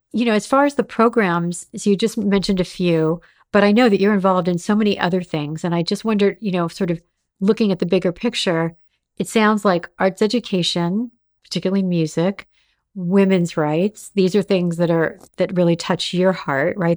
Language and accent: English; Los Angeles, California, United States; growing up in Los Angeles